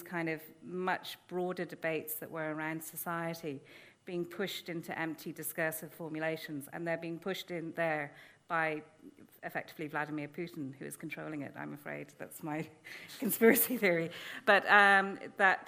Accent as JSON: {"language": "English", "country": "Ireland", "also_born_or_lived": "England", "moved": "as an adult", "said": "us as Irish people"}